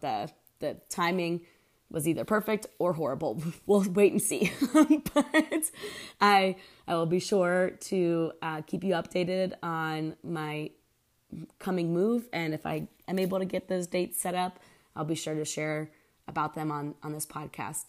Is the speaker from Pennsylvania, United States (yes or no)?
yes; Pennsylvania, United States; moved away as an adult; also born or lived in Houston; now in Oklahoma City, United States; I'm from Pennsylvania originally, and I'm 31 years old